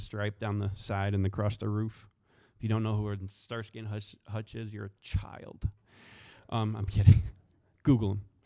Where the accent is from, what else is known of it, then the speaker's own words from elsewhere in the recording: the South, United States; especially in the South, right? Let me pick on all the, the boys from my hometown, right? You know, what are we about? Faith, family, food, football.